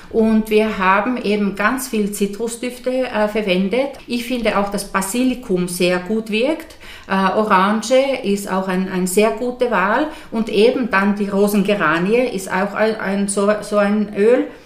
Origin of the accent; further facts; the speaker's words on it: Finland; moved away; knappe 30 Jahre weg, also weg von Finnland. Äh, ich bin aber die letzten acht Jahre äh, ganz viel in meinem Heimatland gewesen